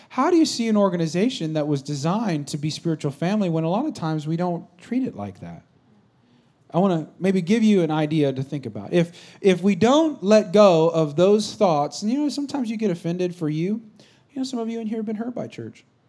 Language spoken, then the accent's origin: English; Bay Area, California, United States; I'm not from San Francisco per se, but we're kind of from the Bay Area.